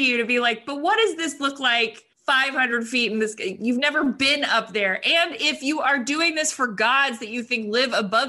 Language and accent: English; United States; Like, I'm an American